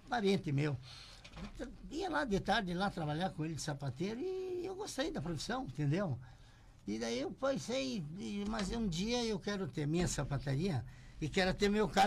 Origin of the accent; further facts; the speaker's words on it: Charrua, Rio Grande do Sul, Brazil; now in Passo Fundo, Brazil; eu nasci em Charrua, Getúlio Vargas.